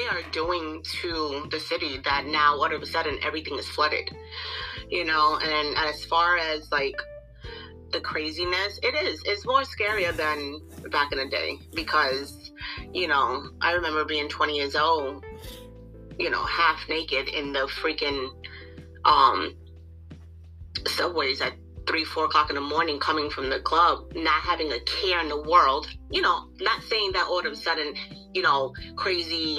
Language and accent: English; New York City, New York, United States; growing up in Brooklyn